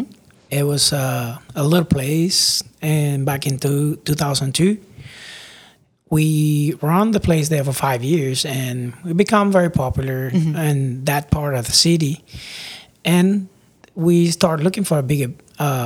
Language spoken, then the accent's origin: English; Cuba; English is a second language; moved away as an adult; now in Lafayette, United States; we came together from Cuba in 2002